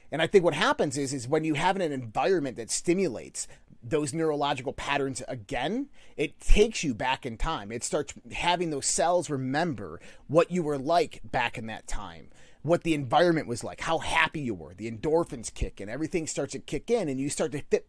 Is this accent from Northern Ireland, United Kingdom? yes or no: no; Scotland, United Kingdom; Yeah. I'm from the Highlands of Scotland. … So yeah, I'm immortal.